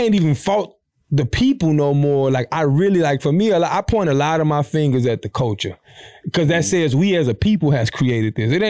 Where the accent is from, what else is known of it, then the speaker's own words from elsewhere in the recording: Savannah, Georgia, United States; I'm from Savannah, mm-hmm. Georgia, and I'm finna chill.